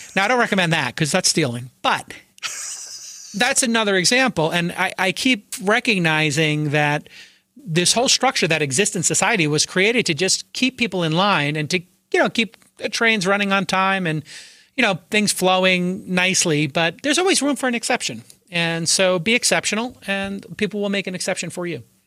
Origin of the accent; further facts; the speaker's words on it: Brooklyn, New York, United States; I grew up in Brooklyn